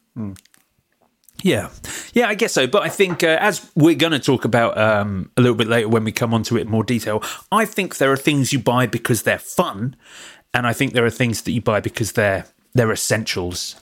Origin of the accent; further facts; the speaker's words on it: Watford, East of England, United Kingdom; moved away as an adult; now in Brighton, United Kingdom; I left my hometown as soon as I could